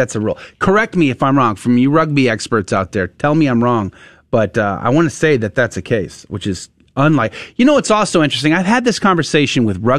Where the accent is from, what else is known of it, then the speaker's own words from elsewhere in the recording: United States; as an American